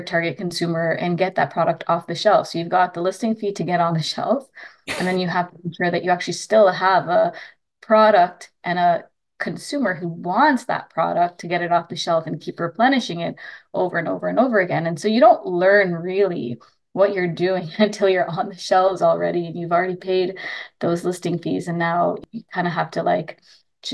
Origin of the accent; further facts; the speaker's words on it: Trinidad & Tobago; I'm Indo Trinidadian, meaning I'm a ethnically Indian person from Trinidad